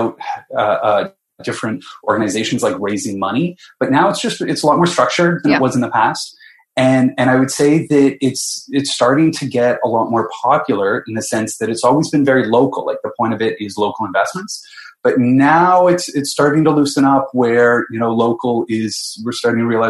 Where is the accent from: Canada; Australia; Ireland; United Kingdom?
Canada; London, Ontario; moved away as an adult; also born or lived in Halifax / Sweden; I grew up in London, Ontario